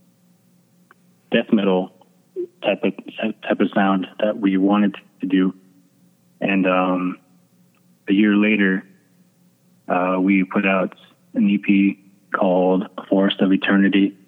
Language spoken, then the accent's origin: English; Ganado, Arizona, United States; we are from Ganado, Arizona, and we are all Navajo, from the Navajo Nation up here in Arizona